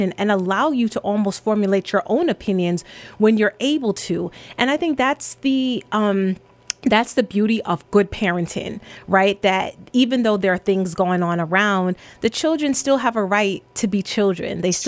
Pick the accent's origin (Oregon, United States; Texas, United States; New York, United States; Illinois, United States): New York, United States; New York City; my family immigrated here from Jamaica, but I grew up in the Bronx